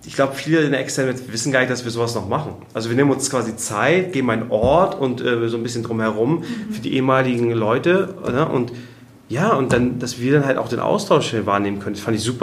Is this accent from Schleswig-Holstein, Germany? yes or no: yes; Kiel, Schleswig-Holstein, Germany; in Kiel, wo ich herkomme